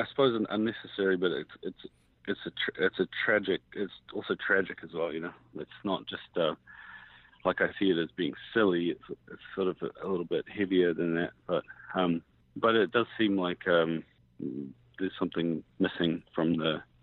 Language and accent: English; New Zealand; moved away; I grew up mixed race and I grew up in New Zealand and kind of have three different passports and kind of travel for a living, and I've lived in a few different places